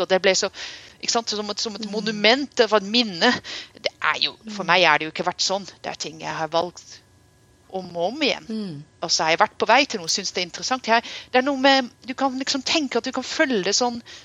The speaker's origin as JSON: {"language": "Norwegian", "country": "Netherlands", "tie": "born or raised there", "moved": "yes", "lives_now": "Norway", "said": "jeg vokste opp i Nederland"}